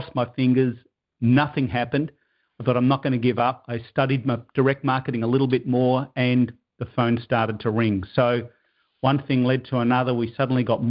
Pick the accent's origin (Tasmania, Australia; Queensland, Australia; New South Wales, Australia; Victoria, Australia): Victoria, Australia; Melbourne; moved away as an adult; now in Toronto, Canada; I now live in Toronto, Canada. That's another story, but I'm originally from Melbourne, Australia.